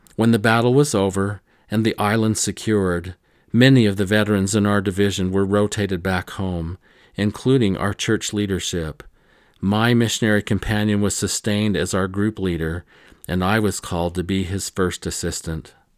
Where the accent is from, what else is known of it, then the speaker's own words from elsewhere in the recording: Rolla, Missouri, United States; I grew up in Missouri, in this area